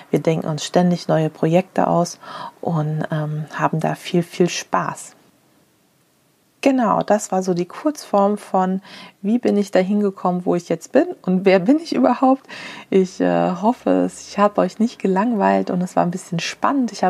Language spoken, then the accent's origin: German; Frankfurt, Hesse, Germany; now in Berlin, Germany; Ich komme aus Frankfurt ursprünglich und konnte mich einfach nicht äh, in Berlin die, die guten Nähsachen kaufen.